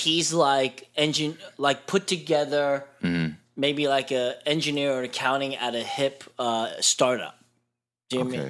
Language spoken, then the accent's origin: English; Bethlehem, Pennsylvania, United States; Bethlehem, Pennsylvania.